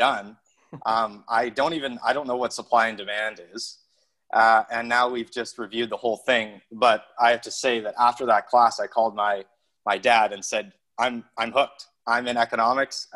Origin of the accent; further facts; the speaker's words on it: Calgary, Alberta, Canada; moved away as an adult; also born or lived in Antigonish, Nova Scotia; I grew up in Calgary